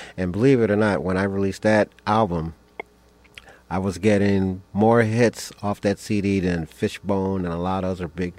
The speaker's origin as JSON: {"language": "English", "town": "Chicago", "region": "Illinois", "country": "United States", "tie": "born or raised there", "also_born_or_lived": "Minneapolis", "moved": "yes", "lives_now": "Portland, United States", "said": "I grew up in Chicago."}